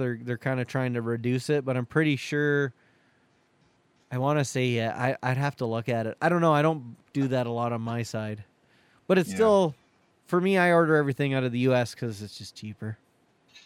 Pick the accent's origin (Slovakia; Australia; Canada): Canada; me being Canadian